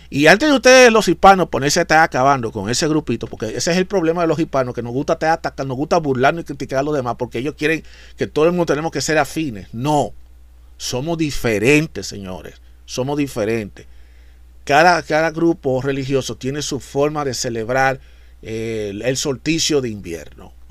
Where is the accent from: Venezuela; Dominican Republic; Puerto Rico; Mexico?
Dominican Republic; lo que en mi país, en República Dominicana, le llaman lo que es el angelito, esas cosas.